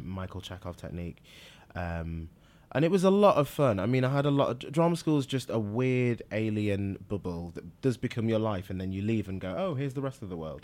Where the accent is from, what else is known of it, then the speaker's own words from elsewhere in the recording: Manchester, North West England, United Kingdom; also born or lived in Liverpool / Nigeria; moved to Manchester, which I s, I do consider my hometown.